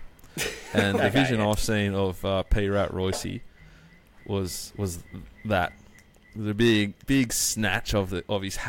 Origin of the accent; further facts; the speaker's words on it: Australia; as an Australian sports fan